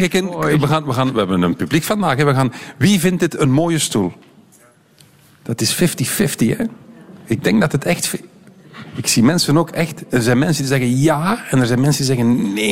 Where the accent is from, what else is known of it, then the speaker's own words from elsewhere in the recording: Belgium; Zijn wij Belgen grote designers?